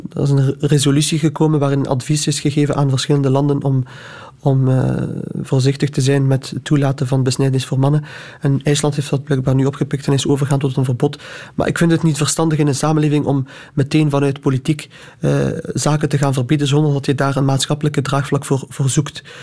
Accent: Flanders, Belgium; Ik heb Marokkaanse roots en ik ben daar ook trots op. Ik ben hier geboren als Vlaming

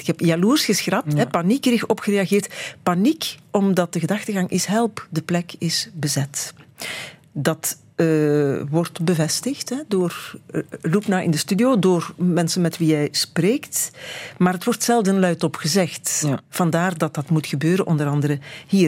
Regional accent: Beringen, Flanders, Belgium; Ik kom van Bering

